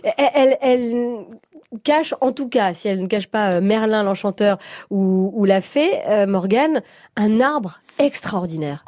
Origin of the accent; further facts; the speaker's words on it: Brittany, France; dans mon enfance, c'était la forêt de Brocéliande, parce que je suis, je suis bretonne